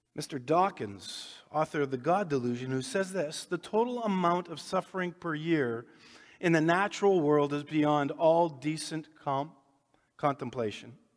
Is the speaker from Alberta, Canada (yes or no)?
no; Winnipeg, Manitoba, Canada; grew up here in Winnipeg, south end of town